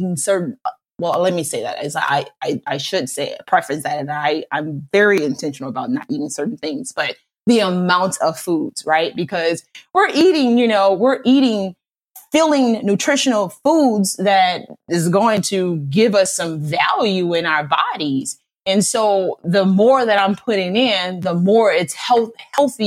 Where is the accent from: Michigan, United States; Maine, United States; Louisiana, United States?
Louisiana, United States; New Orleans; I'm from New Orleans